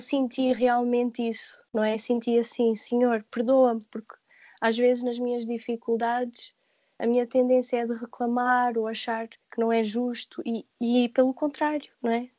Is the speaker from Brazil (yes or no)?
no; Portugal; moved away; eu sou portuguesa